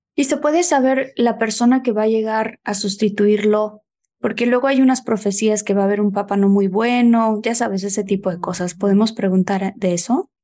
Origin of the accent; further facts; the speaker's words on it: Mexico; moved away; estar en mi país